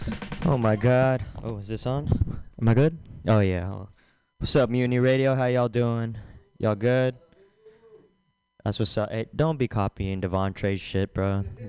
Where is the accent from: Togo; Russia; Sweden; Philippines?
Philippines; It's because I'm Filipino, yada yada.